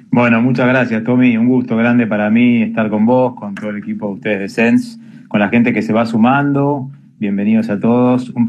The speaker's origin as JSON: {"language": "Spanish", "country": "Argentina", "tie": "born there", "said": "por ahí nacimos en Argentina, pero nuestra familia tiene una impronta que viene de otra cultura"}